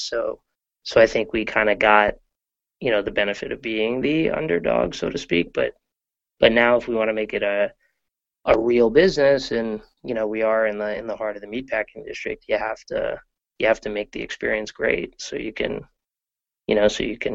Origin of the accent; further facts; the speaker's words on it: New York, United States; I grew up in New York